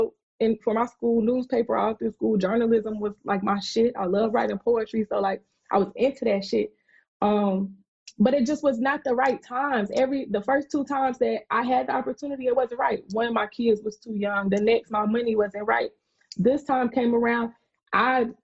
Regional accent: South Carolina, United States; I'm from South Carolina

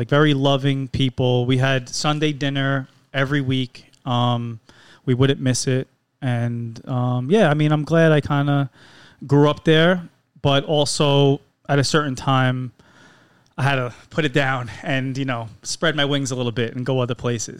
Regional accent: New York City, New York, United States; moved away as an adult; now in Manhattan, United States; So I'm like from the North Shore. Anyone who knows where like Wagner High School is, yeah, I grew okay. up oh, right okay. in that area over there. Yeah, my family like immigrated to Staten Island and then like set up shop there

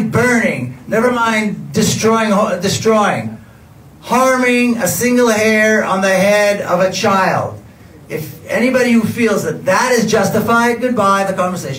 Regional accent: Jerusalem, Jerusalem District, Israel; I was born and raised in Jerusalem

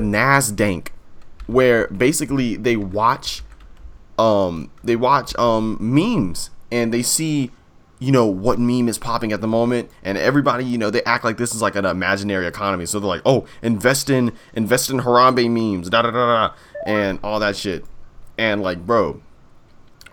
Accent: Jamaica; I'm Jamaican

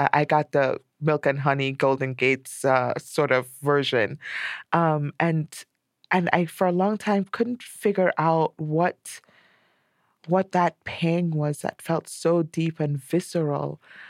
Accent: Trinidad & Tobago; now in United States; when you grow up in a place where everyone you know is black or of color, as we say here, because we're East Indians in Trinidad.

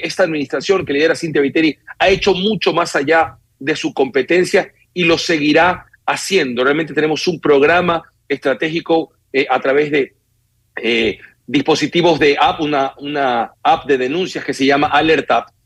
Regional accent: Guayaquil, Guayas, Ecuador; Lo que en Guayaquil le llamamos pasos eh, a desnivel

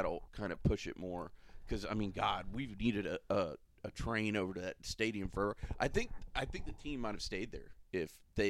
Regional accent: Florida, United States; I know I'm from Florida. I'm a Florida boy, so I might be partial.

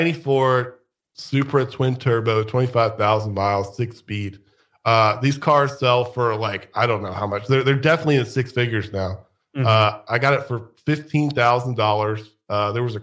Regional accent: United States; I'm American.

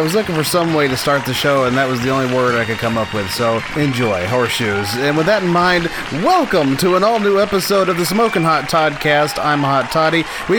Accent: Scott County, Tennessee, United States; We grew up together in Scott County, Tennessee

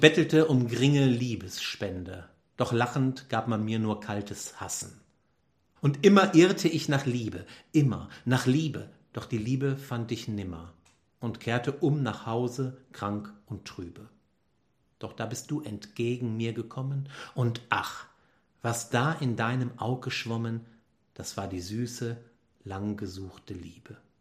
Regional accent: Düsseldorf area, North Rhine-Westphalia, Germany; ich komme aus der Gegend

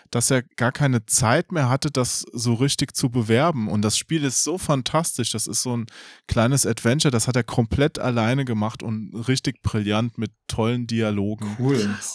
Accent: Hesse, Germany; Ich bin aus Hessen, ich bin aus der Ecke, deswegen.

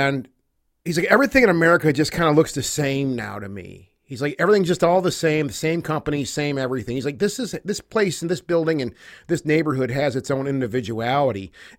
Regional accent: Detroit, Michigan, United States; I know we're from the Detroit area here.

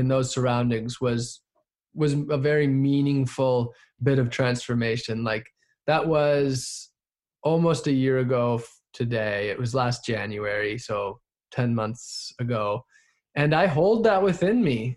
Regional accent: Wisconsin, United States; moved away as an adult; also born or lived in Southern California; I grew up in Wisconsin

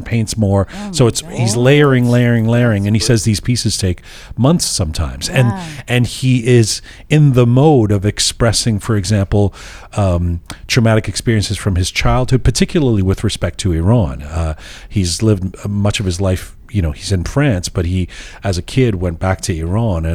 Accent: London, United Kingdom; moved away; going back to London, my hometown

